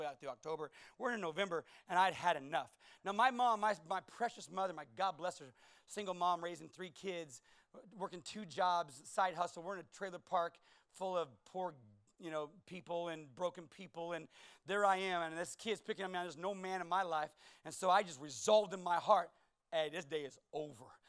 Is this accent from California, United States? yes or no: yes; California, United States; moved away; I was from California.